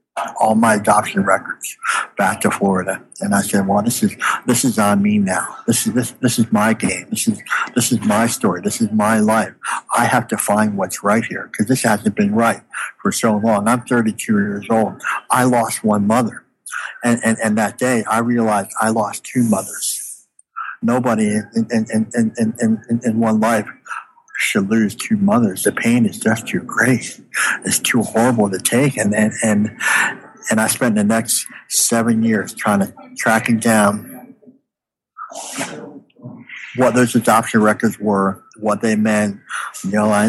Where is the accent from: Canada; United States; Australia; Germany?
Canada; "Hey, I'm from Canada. This is pretty cool."